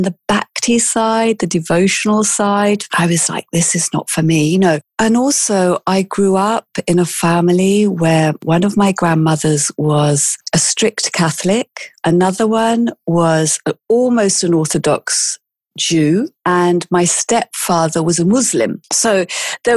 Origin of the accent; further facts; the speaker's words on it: England, United Kingdom; accent: British; moved away as an adult; also born or lived in South Africa; now in Milan, Italy; I was actually born in South Africa, but I grew up in England.